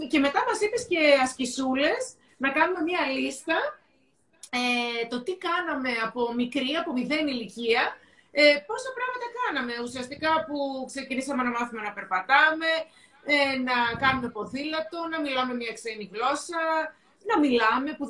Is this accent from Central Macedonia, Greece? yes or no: yes; Thessaloniki, Central Macedonia, Greece; είμαστε και οι δύο Θεσσαλονικές, είμαστε από τη Θεσσαλονίκη.